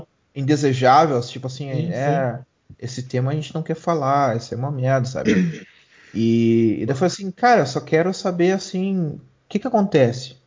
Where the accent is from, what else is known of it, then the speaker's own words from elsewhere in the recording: Brazil; now in Germany; eu saí do Brasil